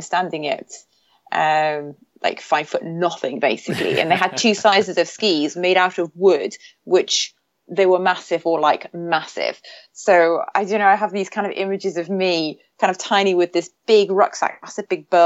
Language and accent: English; Newcastle upon Tyne, North East England, United Kingdom; I grew up actually in the north of England, in the northeast, pretty much near the Scottish border, in a place called Newcastle